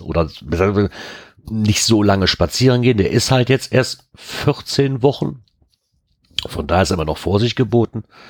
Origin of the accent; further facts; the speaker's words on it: Germany; ich als Deutscher